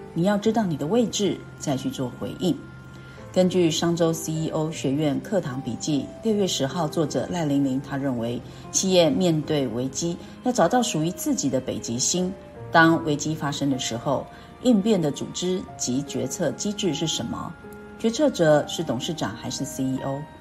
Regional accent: Keelung, Taiwan; moved away; 像我呢是基隆人呐

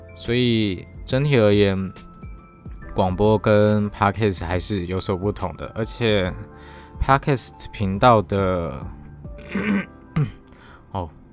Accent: Taiwan; 除了我们的母语啊，或是台湾的原有的一些语言，像是台语或是客家语

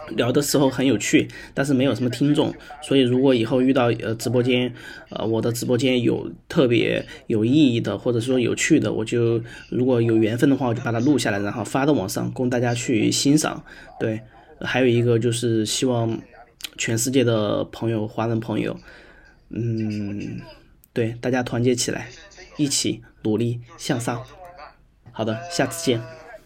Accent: Sichuan, China; 我呢是来自于四川

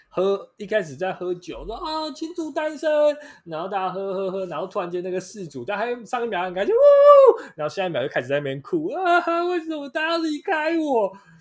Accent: Taiwan; 我们台湾人

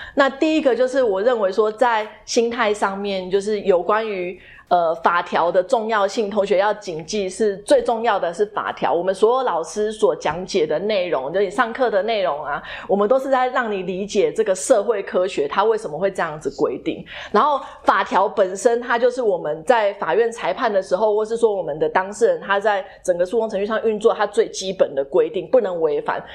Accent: Taiwan; also born or lived in Boston, United States; 我们身为台湾人

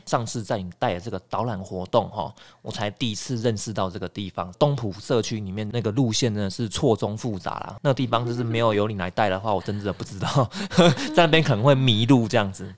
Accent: Nantou County, Taiwan; 我们南投人也都会讲说

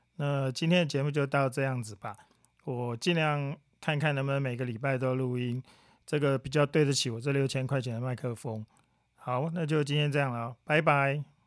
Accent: Taiwan; 对我们台湾人来讲

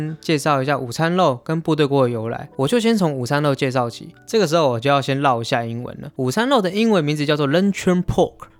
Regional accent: Taiwan; 虽然我是台湾人，

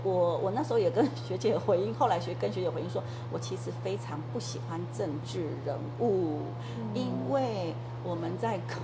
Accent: Taiwan; 因为我是客家人

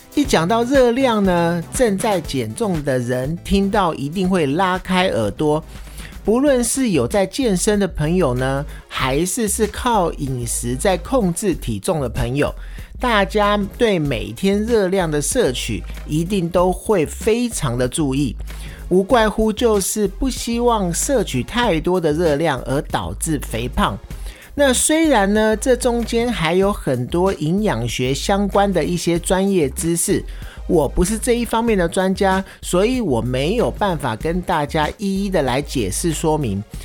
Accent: Taiwan; 身为台湾人

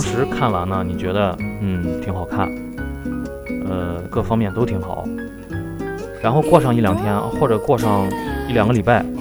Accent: China; 我们中国人

